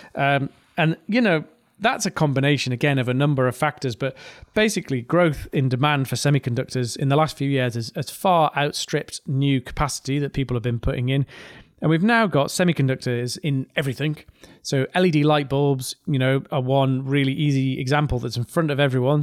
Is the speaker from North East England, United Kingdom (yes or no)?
yes; North East England, United Kingdom; accent: mild regional accent from the northeast of England; I have a quite a mild regional accent from the northeast of England